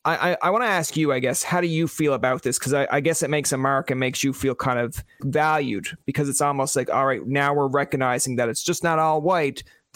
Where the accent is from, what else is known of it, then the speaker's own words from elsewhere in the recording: Canada; I grew up in Canada. I still am in Canada.